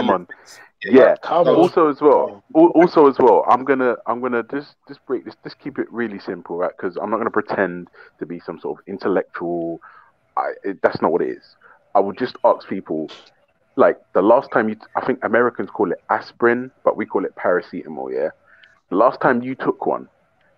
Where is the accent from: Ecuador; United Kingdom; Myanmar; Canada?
United Kingdom; I'm from the UK.